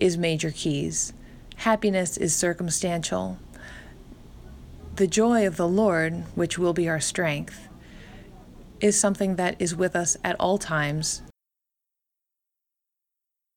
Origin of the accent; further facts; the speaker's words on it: Central California, United States; also born or lived in northern New Jersey; now in New Jersey, United States; Growing up in Central California